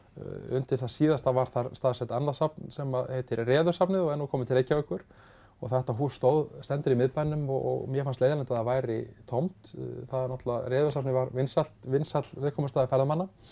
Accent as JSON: {"language": "Icelandic", "country": "Iceland", "said": "ég var eitt frá Íslandi"}